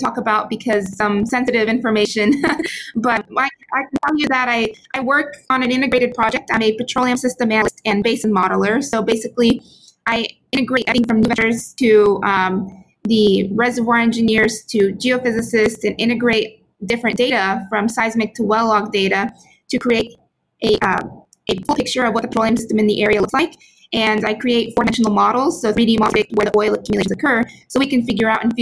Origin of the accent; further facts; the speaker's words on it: Houston, Texas, United States; moved away as an adult; also born or lived in Stanford, California; I grew up in Houston, Texas, in the United States